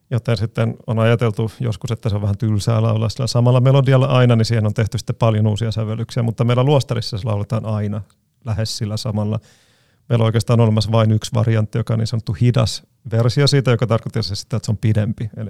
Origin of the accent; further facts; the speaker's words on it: Greece; meillä Kreikassa sitten pääsiäis sunnuntain, iltapäivänä, kun luetaan evankeliumista, niin luetaan monella eri kielellä